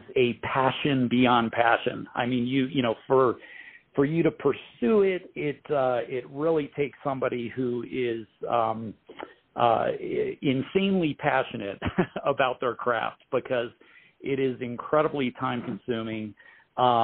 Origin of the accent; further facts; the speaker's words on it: Pittsburgh, Pennsylvania, United States; moved away as an adult; also born or lived in San Francisco, California; now in Denver, United States; Born and raised in Pittsburgh, spent a little bit of time in San Francisco, California. back to Pittsburgh and now here in Denver